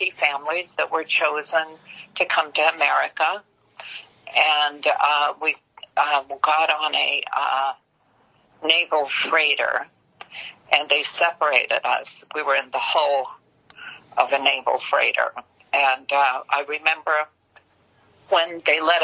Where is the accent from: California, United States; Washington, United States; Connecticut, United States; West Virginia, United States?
California, United States; Los Angeles; English is a second language; also born or lived in Germany / Lowell, Massachusetts; I was born in Germany, but I was raised in Hollywood.